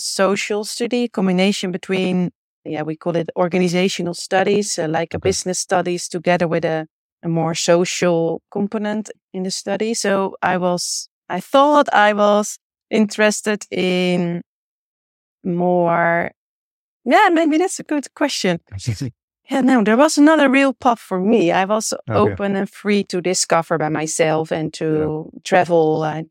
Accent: Monster, South Holland, Netherlands; English is a second language; Here in the Westland area, in a little village named Monster, next to the beach. So in between the beach and The Hague.

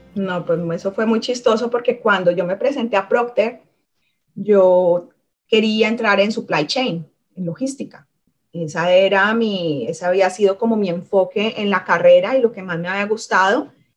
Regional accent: Cali, Valle del Cauca, Colombia; moved away as an adult; soy de Cali, nací en Cali, me crié en Cali, crecí en Cali y no fue sino hasta los 20, 20 21 años que, que salí de la ciudad.

